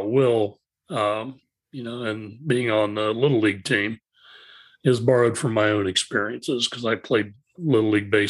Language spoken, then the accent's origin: English; Ohio, United States; Uh, I'm originally from Ohio